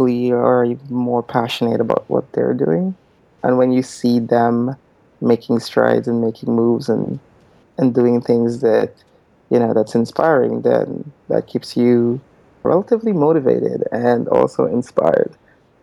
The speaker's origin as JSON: {"language": "English", "country": "Guyana", "tie": "born or raised there", "moved": "yes", "said": "I'm from Guyana, so it's a small country in South America"}